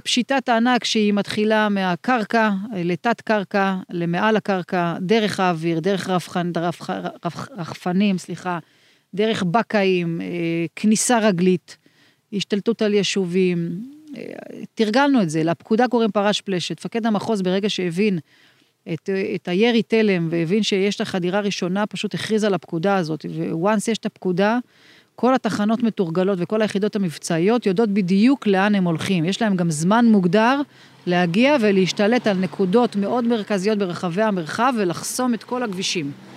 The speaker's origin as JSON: {"language": "Hebrew", "town": "Meitar", "region": "Southern District", "country": "Israel", "tie": "born or raised there", "also_born_or_lived": "Arad / Beersheba", "moved": "yes", "lives_now": "Ofakim, Israel", "said": "במקור נולדתי אה, אי שם בערד, אה, עברנו למיתר, את, את הילדות שלי ביליתי במיתר"}